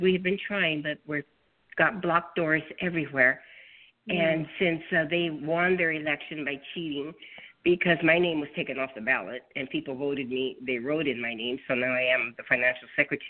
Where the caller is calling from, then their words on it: Los Angeles, California, United States; I'm calling from Los Angeles.